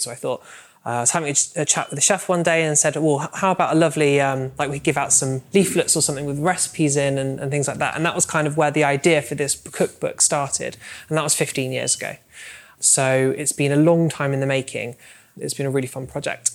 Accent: Somerset, South West England, United Kingdom; I'm from Somerset, which is a super, super rural area of the country.

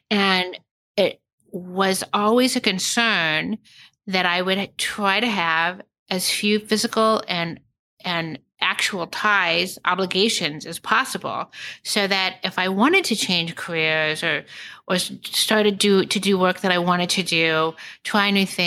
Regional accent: Kansas City, United States; born there; I was born in Kansas City and just on a whim moved to New York and then moved to San Francisco and moved to Philadelphia and then back to New York.

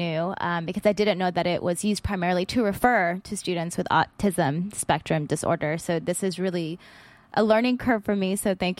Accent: Philippines; because I think even being Filipino, I definitely had some of that savior complex as well when I got into education.

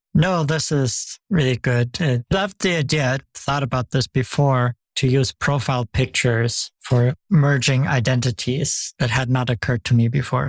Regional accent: Germany; now in United States; I'm from Germany originally

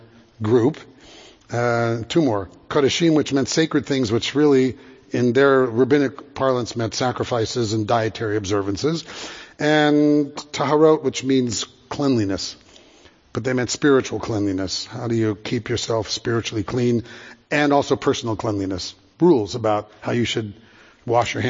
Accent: Santa Monica, California, United States; I grew up in Santa Monica

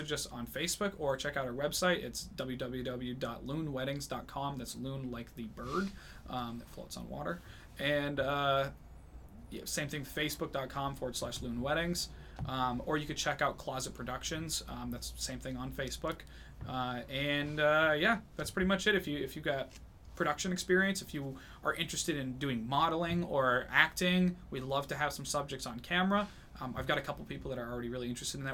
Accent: New Hampshire, United States; I'm born and raised in New Hampshire

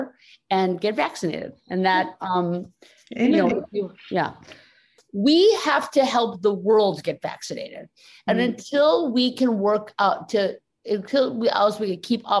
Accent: United States; as American Catholics

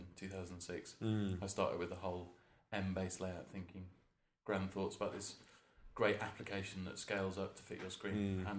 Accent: Worcester, West Midlands, United Kingdom; from Worcester, down the road.

